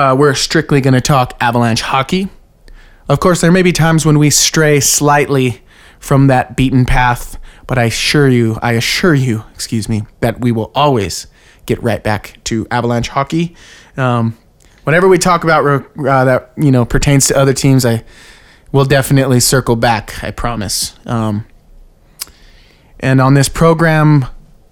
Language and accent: English; Pueblo, Colorado, United States; I come from Pueblo, Colorado, born and raised